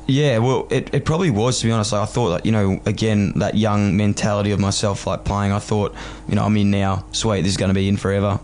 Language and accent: English; Melbourne, Victoria, Australia; moved away as an adult; now in Sydney, Australia; growing up in Fitzroy, which is right next to Carlton. Like I literally grew up in a one kilometre radius my whole life